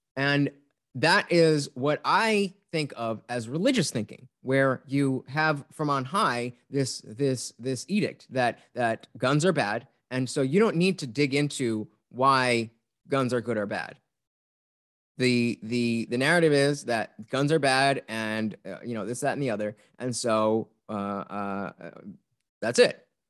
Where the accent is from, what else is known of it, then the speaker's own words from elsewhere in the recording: New Jersey, United States; growing up in Jersey without guns or hunting